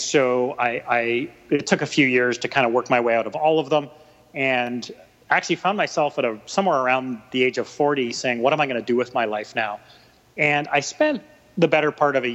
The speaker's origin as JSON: {"language": "English", "town": "Vancouver", "region": "British Columbia", "country": "Canada", "tie": "born or raised there", "also_born_or_lived": "Ontario", "said": "I'm a Vancouver boy, born and raised. I've lived here my whole life, except for a stint in Ontario for university"}